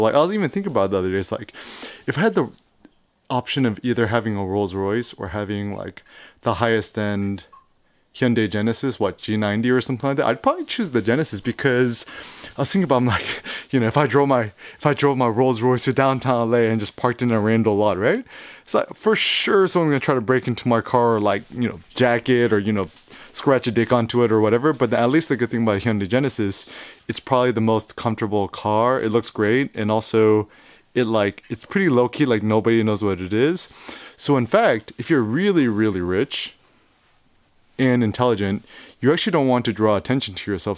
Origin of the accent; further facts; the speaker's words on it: San Francisco, California, United States; I was born in San Francisco, born and raised